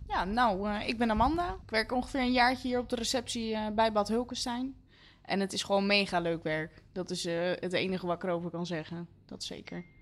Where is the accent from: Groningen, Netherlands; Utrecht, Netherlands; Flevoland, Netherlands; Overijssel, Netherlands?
Utrecht, Netherlands; Leusden; Ik kom uit Leusden